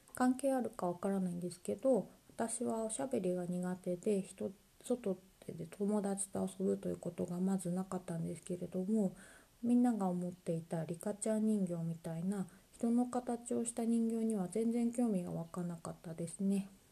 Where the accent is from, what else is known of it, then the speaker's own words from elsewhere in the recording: Sendai, Miyagi, Japan; 私の地元仙台では毎年1月にドント祭という神社のお祭りがありまして